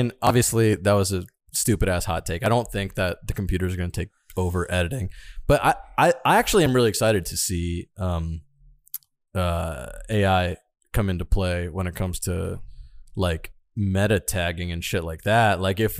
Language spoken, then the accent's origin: English; Florida, United States; Ladies and gentlemen, growing up in Florida, I didn't drink these under five.